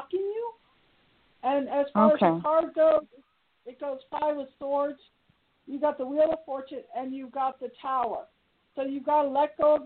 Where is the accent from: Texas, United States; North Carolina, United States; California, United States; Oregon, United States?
California, United States; Bay Area; now in Reno, United States; I'm in Reno. I grew up in the Bay Area.